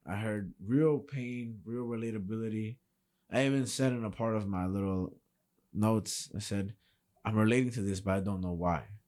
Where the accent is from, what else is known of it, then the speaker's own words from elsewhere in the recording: New York City, New York, United States; I'm from New York City